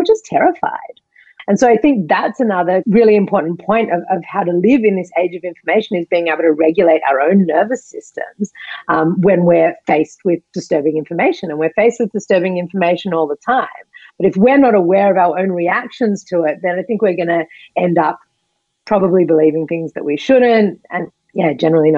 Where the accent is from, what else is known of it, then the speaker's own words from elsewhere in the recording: Australia; moved away; I'm from Australia.